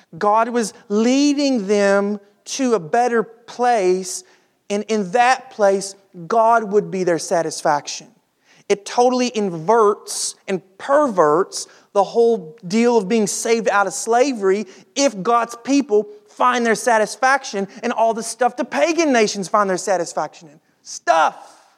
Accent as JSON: {"language": "English", "country": "United States", "said": "us as American Christians"}